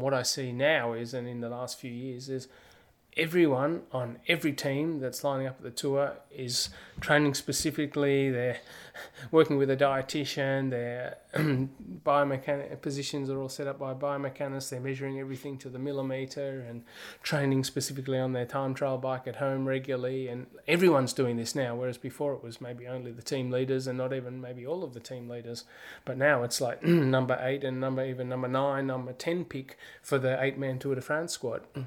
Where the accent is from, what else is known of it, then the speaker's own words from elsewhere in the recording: Australia; moved away; me, as an Australian, I could come back in January